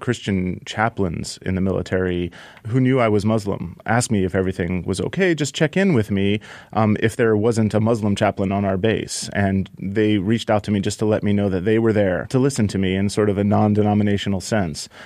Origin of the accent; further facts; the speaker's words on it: United States; also born or lived in Iran; I was born in America